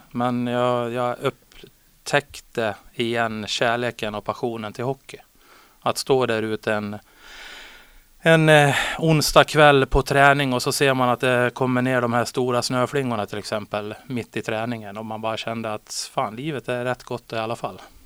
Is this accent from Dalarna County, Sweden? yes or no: yes; Borlänge, Dalarna County, Sweden; moved away as an adult; now in Västerås, Sweden; jag började hemma i Borlänge